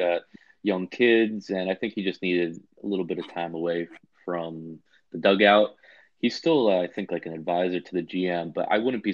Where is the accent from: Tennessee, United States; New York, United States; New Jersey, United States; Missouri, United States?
New Jersey, United States; moved away as an adult; also born or lived in Miami; I'm originally from New Jersey